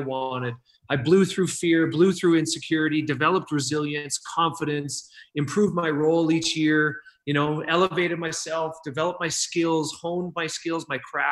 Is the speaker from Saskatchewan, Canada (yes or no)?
yes; Saskatchewan, Canada; Yeah, I'm from Saskatchewan. I'm right above North Dakota